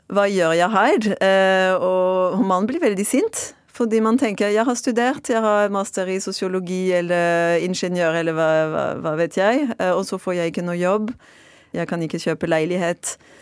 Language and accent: Norwegian; Marseille, Provence-Alpes-Côte d'Azur, France; Norwegian is a second language; moved away as an adult; now in Norway; Jeg er fransk fra Marseille og har bodd i Norge i nesten ti år